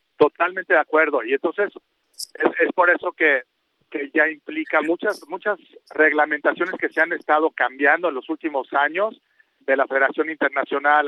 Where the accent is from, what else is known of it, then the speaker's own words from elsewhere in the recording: Mexico; todos los mexicanos